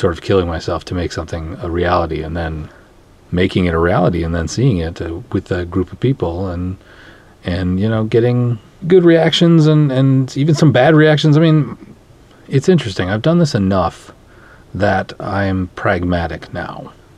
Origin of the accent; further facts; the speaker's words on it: Minnesota, United States; I'm from Minnesota